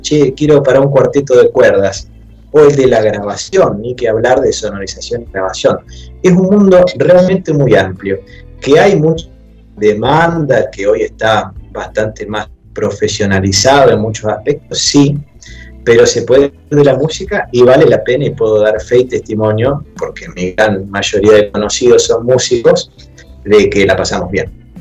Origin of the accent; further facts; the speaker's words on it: Santa Fe, Argentina; eso me llevó a los 11 años a entrar a la carrera de piano a un conservatorio de Santa Fe